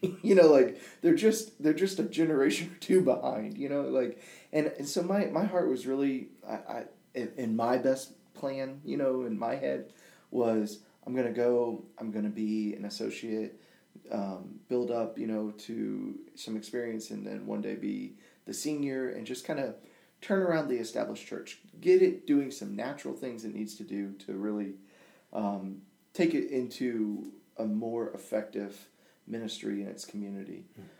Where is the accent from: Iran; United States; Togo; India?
Togo; born there; my parents were African missionaries and I was born in Togo, Africa, and the village nicknamed me ….